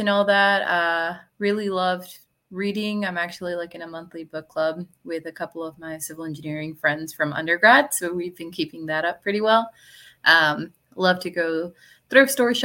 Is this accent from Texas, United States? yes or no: yes; Laredo, Texas, United States; also born or lived in College Station, Texas; I'm from Laredo, Texas, which is a border town between Texas and Mexico. So I grew up there my whole life before I moved over to College Station